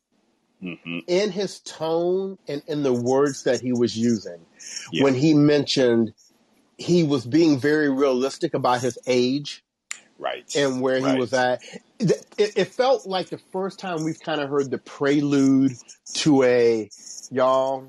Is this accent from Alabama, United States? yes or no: no; Cincinnati, Ohio, United States; my hometown where I grew up, Cincinnati